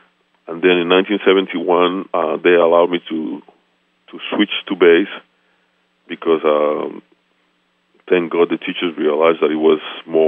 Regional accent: Mexico City, Mexico; I was born and raised in Mexico City, and my father, well, my parents both are from Honduras, Central America.

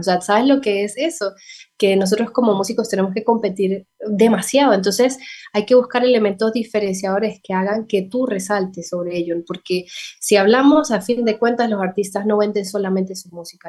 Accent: San Cristóbal, Táchira, Venezuela; moved away as an adult; now in Bucaramanga, Colombia; Yo soy de San Cristóbal, eso es una ciudad que queda muy cercana a la frontera con Colombia.

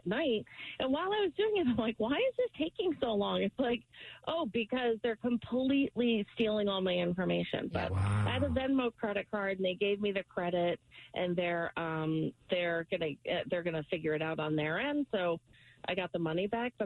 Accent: New York, United States; now in Bedford, Massachusetts, United States; I'm from New York

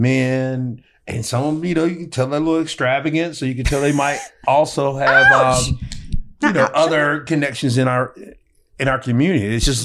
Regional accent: the South, United States; like me growing up in the South

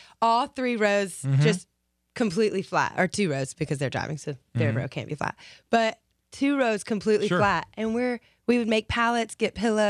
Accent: Lafayette, Louisiana, United States; I grew up Lafayette. So that's like 2 hours from Belmont.

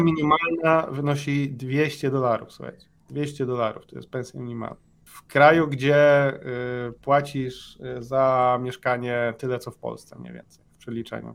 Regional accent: Poland; moved away; jestem z Polski

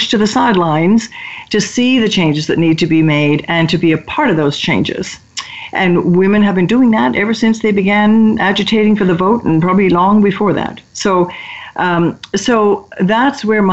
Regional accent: United Kingdom; moved away; I'm British by origin

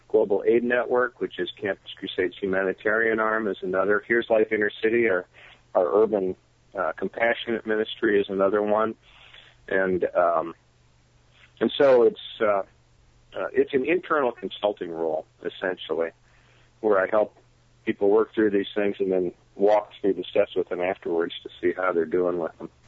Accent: Michigan, United States; moved away; I, I am from Michigan originally

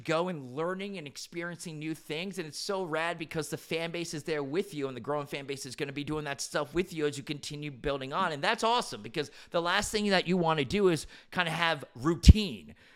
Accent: central New Jersey, United States; born and raised in Jersey my whole entire life

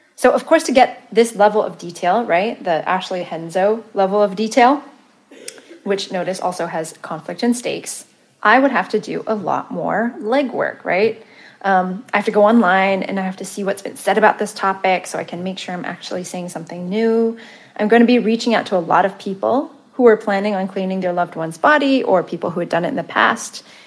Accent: Malaysia; moved away; also born or lived in Santa Cruz, California; I'm Malaysian

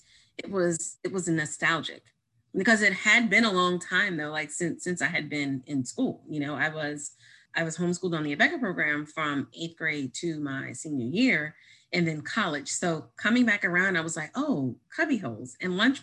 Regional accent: Louisiana, United States; also born or lived in Baton Rouge / Jefferson Parish; I'm from Louisiana, so Southern Christian home

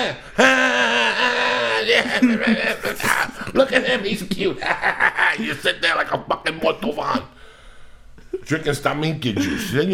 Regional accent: New Jersey, United States; born or raised there; moved away

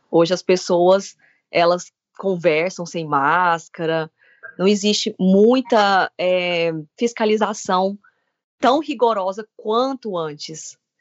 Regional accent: Brazil; now in Ireland; A gente, como brasileiro, como estudante

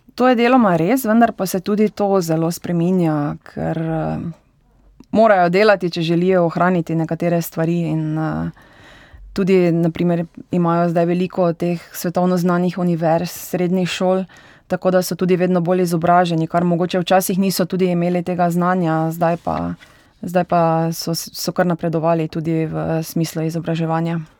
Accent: Slivnica, Styria, Slovenia; moved away as an adult; now in Dubai, United Arab Emirates; prihajam iz Slivnice oziroma Orehove vasi, kjer je ena najbolj znanih motokrosprog v Sloveniji

